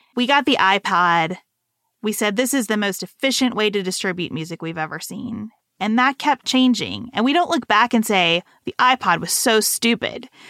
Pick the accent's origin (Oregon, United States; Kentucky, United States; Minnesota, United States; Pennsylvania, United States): Kentucky, United States; Western; moved away as an adult; also born or lived in Lexington, Kentucky; go from Western Kentucky to Lexington, Kentucky in this private school